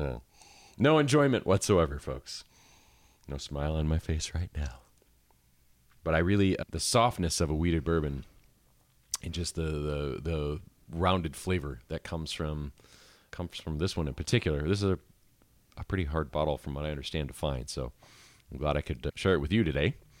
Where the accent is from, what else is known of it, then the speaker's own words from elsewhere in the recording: Midwest, United States; now in Asheville, United States; me growing up in the Midwest